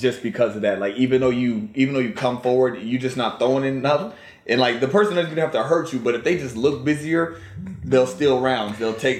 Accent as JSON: {"language": "English", "region": "Virginia", "country": "United States", "tie": "born or raised there", "also_born_or_lived": "Washington, D.C. / Washington", "moved": "yes", "said": "Now, I am a Virginia native. I was born in D.C. I grew up in Virginia, but I spent most of my life out in Washington. But I still claim the DMV."}